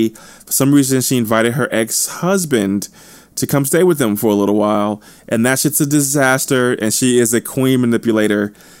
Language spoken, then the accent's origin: English; New Jersey, United States; also born or lived in St. Louis, Missouri; Obviously, I'm not looking forward to the winter, but I kind of am, because I'm from New Jersey and St. Louis, so I'm accustomed to winters.